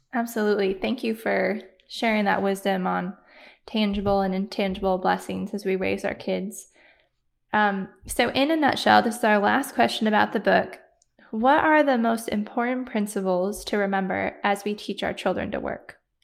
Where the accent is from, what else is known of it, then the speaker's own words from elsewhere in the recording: Michigan, United States; moved away; we're from Michigan